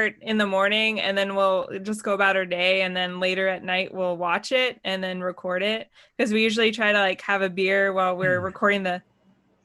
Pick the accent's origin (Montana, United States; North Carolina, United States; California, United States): Montana, United States; now in Arizona, United States; I grew up in Montana